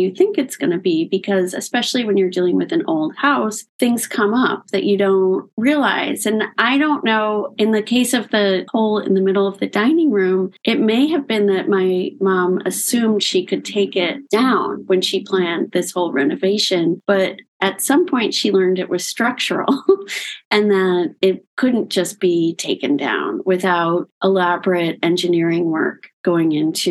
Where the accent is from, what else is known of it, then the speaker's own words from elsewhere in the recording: Locust Valley, New York, United States; my parents had a house when I was growing up in Locust Valley on Long Island